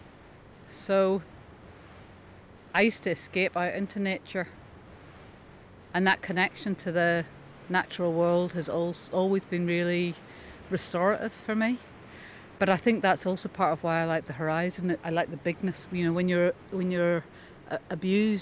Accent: Coleraine, Northern Ireland, United Kingdom; also born or lived in London, United Kingdom; now in Whitehead, United Kingdom; I grew up in Coleraine.

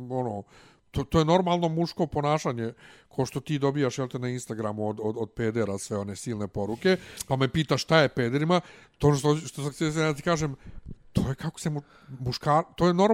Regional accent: Bosnia & Herzegovina; now in Belgrade, Serbia; ja sam veći balvan iz Bosne od tebe.

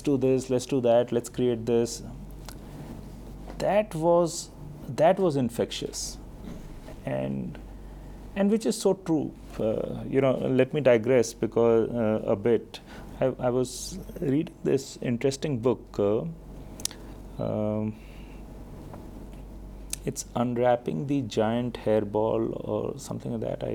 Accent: Delhi, India; also born or lived in Bihar / Ranchi / Hyderabad; I've been born and brought up in Delhi

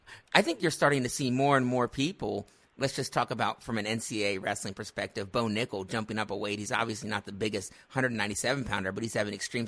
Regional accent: Ohio, United States; I'm actually from Ohio

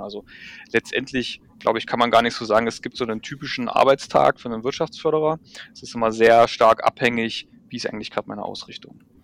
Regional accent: Wittenberg, Saxony-Anhalt, Germany; now in Braunschweig, Germany; ich komme aus Lutherstadt Wittenberg

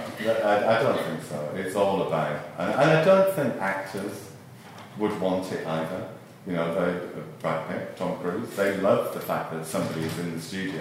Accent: Rochdale, North West England, United Kingdom; moved away as an adult; now in London, United Kingdom; I come from Rochdale, which is a small mill town in the northwest of England. I moved to London kind of accidentally, really.

